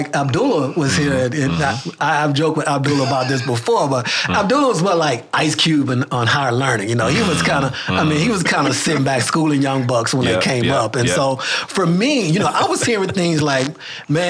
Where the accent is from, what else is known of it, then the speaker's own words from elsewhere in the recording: Montgomery, Alabama, United States; moved away as an adult; now in Ames, United States; I grew up in Montgomery, Alabama